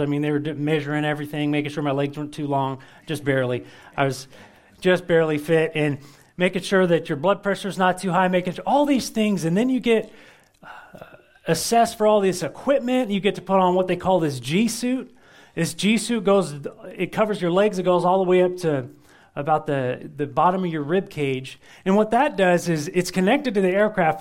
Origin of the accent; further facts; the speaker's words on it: United States; We're, we're Americans